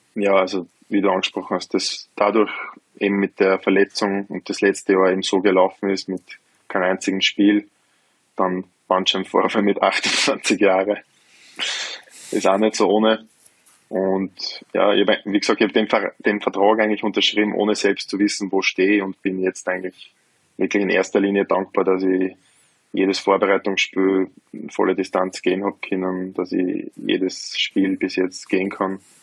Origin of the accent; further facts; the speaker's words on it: Lower Austria, Austria; mein erster Verein in Niederösterreich, wo ich herkomme